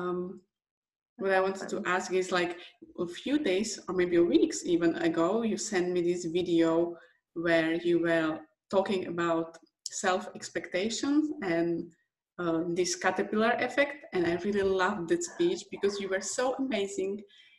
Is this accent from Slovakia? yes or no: yes; Slovakia; English is a second language; with my accent, with my English, from Slovakia